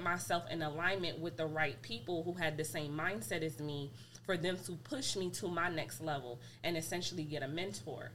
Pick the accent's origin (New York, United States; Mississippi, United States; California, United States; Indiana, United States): New York, United States; New York City; moved away as an adult; now in Georgia, United States; I'm from New York City, born and raised.